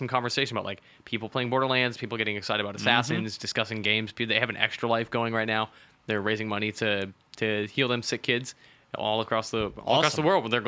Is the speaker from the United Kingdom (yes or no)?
no; Calgary, Alberta, Canada; born or raised there